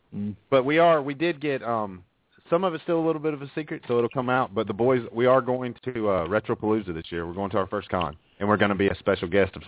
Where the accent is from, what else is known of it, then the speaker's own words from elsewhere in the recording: Alabama, United States; We're from Alabama.